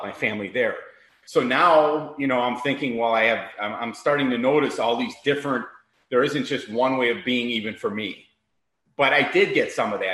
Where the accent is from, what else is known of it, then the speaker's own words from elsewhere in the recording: Chicago, Illinois, United States; also born or lived in Miami; now in Naples, United States; I'm born and raised in Chicago.